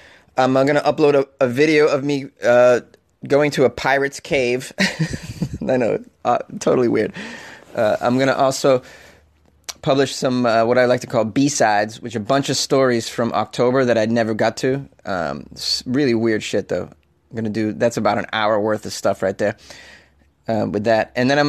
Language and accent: English; Canada; I'm from Canada. I don't feel compelled to lock my apartment door